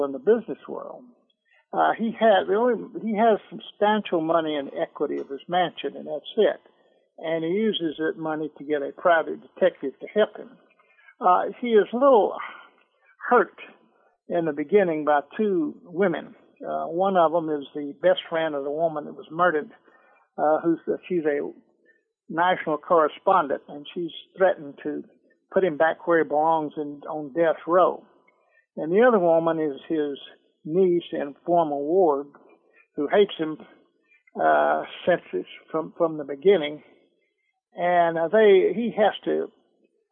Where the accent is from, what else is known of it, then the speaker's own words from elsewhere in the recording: Atlanta, Georgia, United States; I'm a Georgia boy. I was born in Atlanta, and I lived in the metro Atlanta all my life